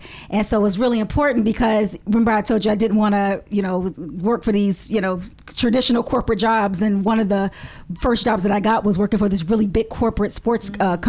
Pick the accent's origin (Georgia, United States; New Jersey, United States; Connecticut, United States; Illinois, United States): Illinois, United States; Chicago; I grew up in Chicago. That's my hometown.